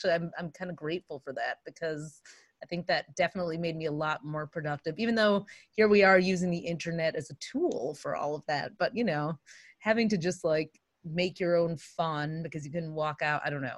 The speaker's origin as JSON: {"language": "English", "region": "Michigan", "country": "United States", "tie": "born or raised there", "moved": "yes", "said": "go back to Michigan where I grew up"}